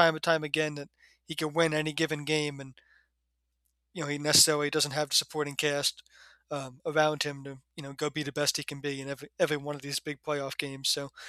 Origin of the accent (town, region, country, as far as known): New Jersey, United States; born or raised there; now in Texas, United States